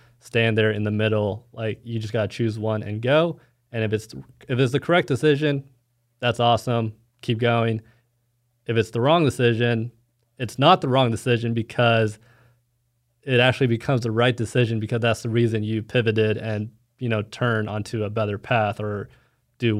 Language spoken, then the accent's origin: English; Dallas, Texas, United States; moved away as an adult; also born or lived in Fayetteville, Arkansas; now in Kansas City, United States; I'm from Dallas, Texas